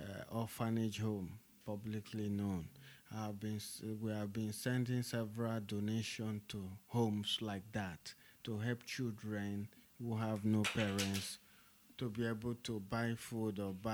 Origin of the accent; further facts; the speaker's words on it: Port Harcourt, Rivers State, Nigeria; I'm the national president of Niger Delta Youth Association. I was born and brought up in Port Harcourt, River State, Niger Delta.